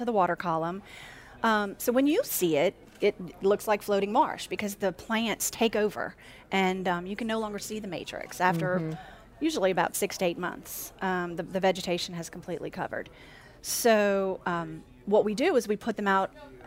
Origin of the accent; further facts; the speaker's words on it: Lafourche Parish, Louisiana, United States; now in Baton Rouge, United States; we grew up in Lafourche Parish